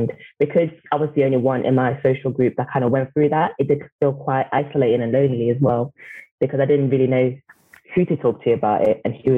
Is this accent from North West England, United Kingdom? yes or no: yes; Manchester, North West England, United Kingdom; I am 24 years old and I'm from Manchester.